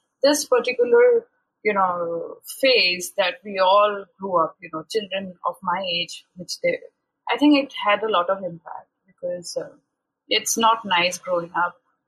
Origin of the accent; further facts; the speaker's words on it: Shillong, Meghalaya, India; moved away as an adult; also born or lived in Mumbai; I was born and raised in this city. It's a small city, you would call it's a small hill station called Shillong, which is on the northeastern part of the country